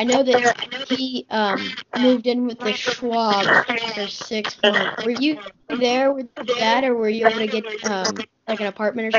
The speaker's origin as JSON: {"language": "English", "region": "Tennessee", "country": "United States", "said": "So I'm a Southern boy. I'm from Tennessee."}